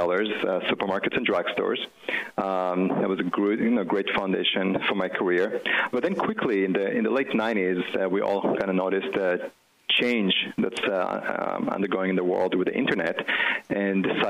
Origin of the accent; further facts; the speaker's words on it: Israel; moved away as an adult; now in United States; as you can tell by my accent, I wasn't born here. I grew up in Israel. But when I was 18, my parents decided to move to the U.S.